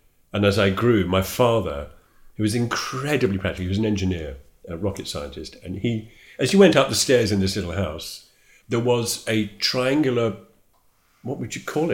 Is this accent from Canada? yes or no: no; Toddington, East of England, United Kingdom; also born or lived in Withernsea, Yorkshire (family origin); I grew up near Luton, a place called Toddington